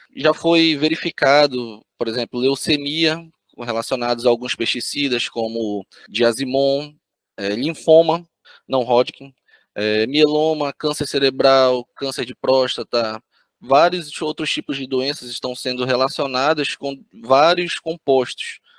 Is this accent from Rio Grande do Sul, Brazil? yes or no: no; Belém, Pará, Brazil; moved away as an adult; now in Florianópolis, Brazil; fiz a minha graduação lá em Belém do Pará, minha cidade natal